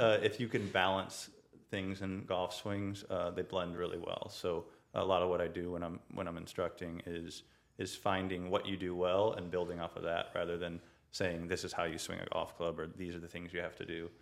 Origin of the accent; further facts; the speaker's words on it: St. Peters, Missouri, United States; I grew up in uh, St. Peter's